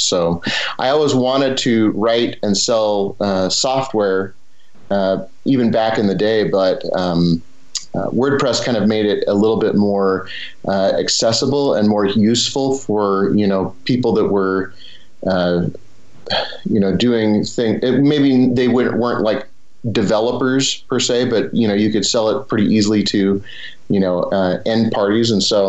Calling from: Cedar City, Utah, United States; I'm coming out of Cedar City, Utah, a small town in southern Utah. So near like Zion National Park, Bryce National Park.

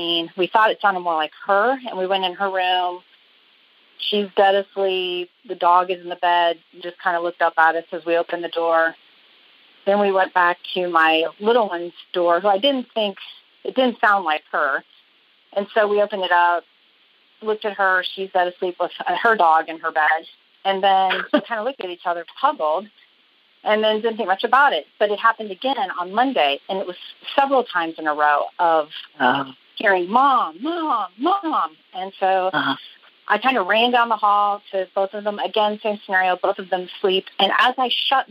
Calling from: Oklahoma City, Oklahoma, United States; I'm calling from Oklahoma City.

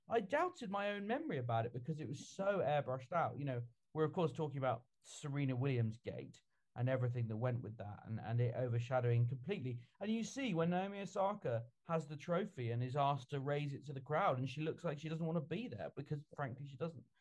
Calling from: Scotland, United Kingdom; I'm in from Scotland, the most international podcast we've maybe ever had.

